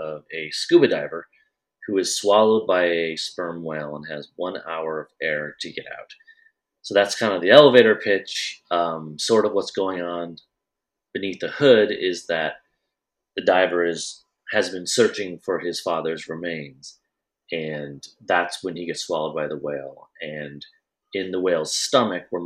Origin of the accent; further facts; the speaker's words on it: Iowa, United States; moved away as an adult; also born or lived in Wilmington, North Carolina; I grew up in Iowa.